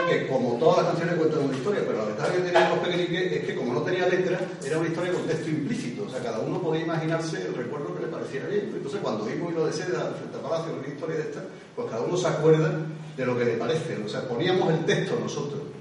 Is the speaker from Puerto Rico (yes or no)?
no; Seville, Andalusia, Spain; como casi todos los sevillanos, yo